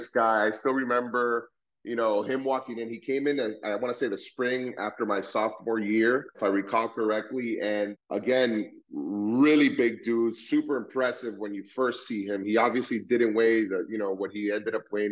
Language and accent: English; Miami, Florida, United States; we ended up being born and raised in Miami